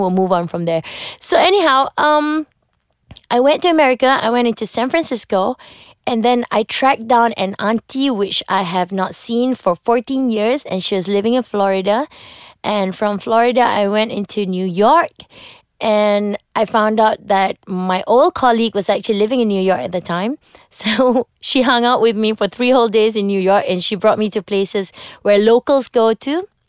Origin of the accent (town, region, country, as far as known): Malaysia